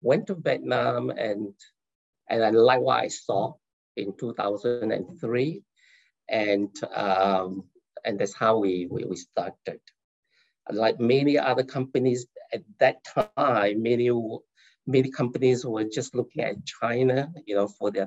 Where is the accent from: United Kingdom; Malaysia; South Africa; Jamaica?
Malaysia; now in California, United States; I'm originally from Malaysia